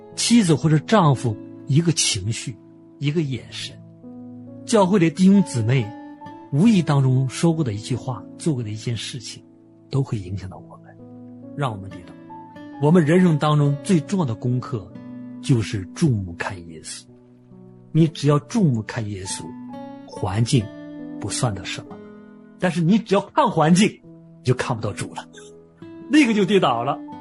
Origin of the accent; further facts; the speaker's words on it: an island near Dalian, Liaoning, China; 我小时候是在海岛生活，坐船是我的家常便饭